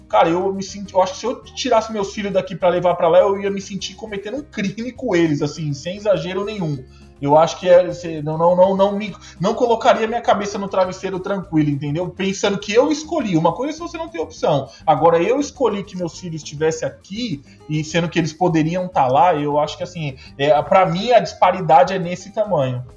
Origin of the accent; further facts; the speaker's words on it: São Paulo, Brazil; moved away as an adult; now in Canada; eu sou de São Paulo capital